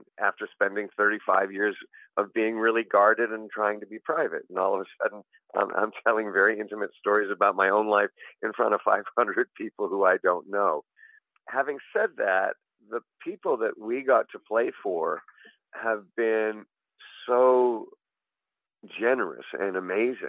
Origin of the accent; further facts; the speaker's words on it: Toronto, Ontario, Canada; moved away; I grew up in Toronto, Canada